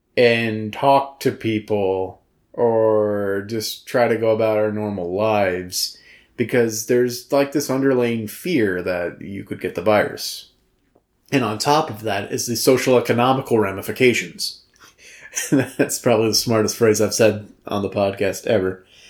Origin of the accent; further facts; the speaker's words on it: the South, United States; growing up in the South